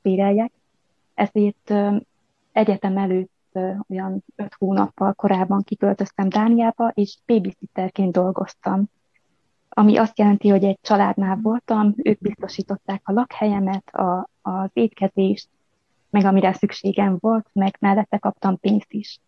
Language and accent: Hungarian; Telečka, Vojvodina, Serbia; moved away as an adult; also born or lived in Subotica, Serbia / Novi Sad, Serbia / United States / Budapest, Hungary; now in Horsens, Denmark; Vajdaságból, Nyugat-Bácskából származom. Egy bács, a falunak a neve Bácsgyula falva, Telecska. Itt nőttem fel